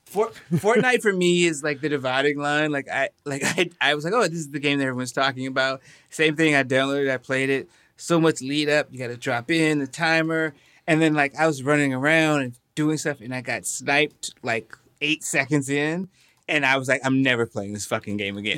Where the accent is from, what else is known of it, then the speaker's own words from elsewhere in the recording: North Carolina, United States; I was born and raised in North Carolina